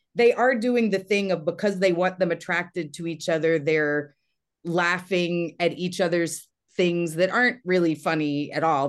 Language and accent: English; Texas, United States; moved away; also born or lived in Los Angeles; I'm from Texas, but I was in L